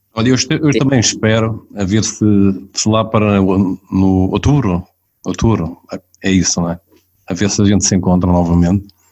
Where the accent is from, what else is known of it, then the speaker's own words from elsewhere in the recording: Portugal; eu nasci lá perto, pá, nasci em Beniz